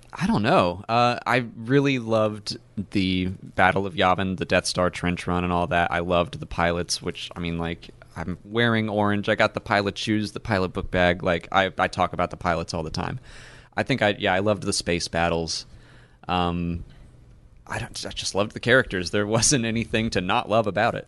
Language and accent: English; Atlanta, Georgia, United States; I'm from Atlanta